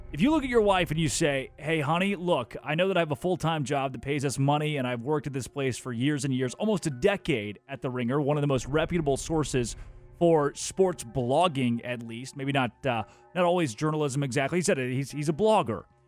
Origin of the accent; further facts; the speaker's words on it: Arkansas, United States; growing up in Arkansas